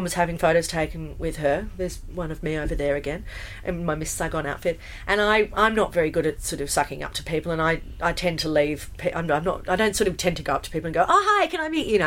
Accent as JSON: {"language": "English", "country": "Australia", "also_born_or_lived": "United Kingdom", "moved": "yes", "said": "being an Australian"}